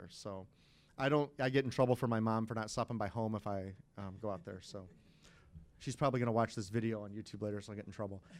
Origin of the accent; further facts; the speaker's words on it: Cambridge, Illinois, United States; I grew up in Illinois.